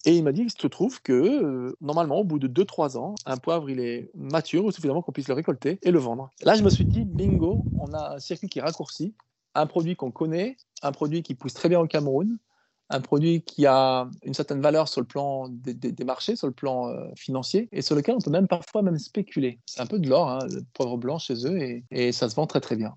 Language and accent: French; France; chez nous en France